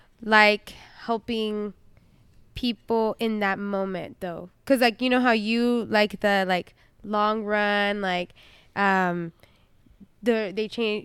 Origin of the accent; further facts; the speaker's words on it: Roseville, California, United States; born there; I was born in Roseville.